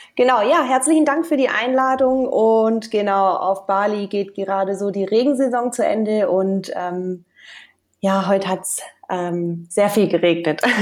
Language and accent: German; Stuttgart, Baden-Württemberg, Germany; moved away as an adult; aus Deutschland bin ich aus Stuttgart und da habe ich eigentlich die letzten Jahre gelebt